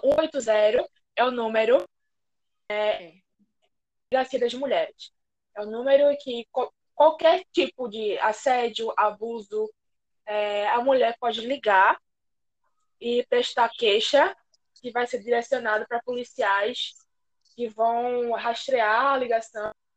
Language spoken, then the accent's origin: Portuguese; Recife, Pernambuco, Brazil; Eu não sou é, de São Paulo, eu sou de Recife